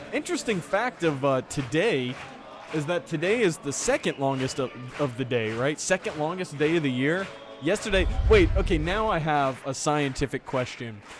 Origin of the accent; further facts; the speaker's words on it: Charleston, West Virginia, United States; the job that I took in Charleston at WCHS. My first job out of college was a sports reporting job. I got lucky to do it in my hometown